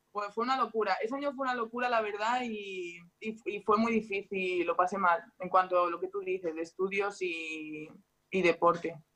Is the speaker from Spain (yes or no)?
yes; Spain; moved away as an adult; now in France; los raros somos los españoles